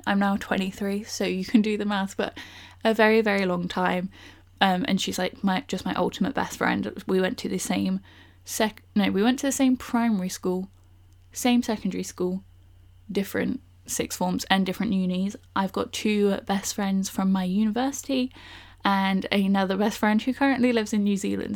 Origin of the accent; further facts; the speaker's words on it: Bournemouth, South West England, United Kingdom; now in London, United Kingdom; I'm originally from Bournemouth, so I currently live in London